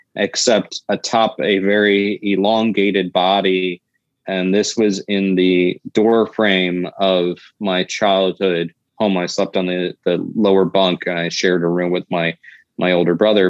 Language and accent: English; Florida, United States; my home state of Florida